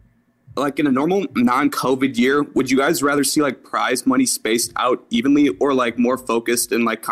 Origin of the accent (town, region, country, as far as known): Milwaukee, Wisconsin, United States